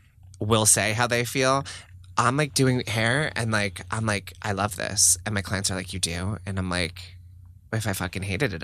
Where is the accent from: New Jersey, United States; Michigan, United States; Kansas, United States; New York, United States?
New Jersey, United States; I'm from Jersey, all right?